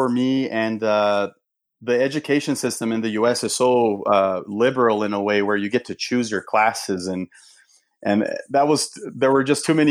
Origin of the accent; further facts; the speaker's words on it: São Paulo, Brazil; Yeah, so uh, I grew up in Brazil. I was uh, in São Paulo. My parents are both Brazilian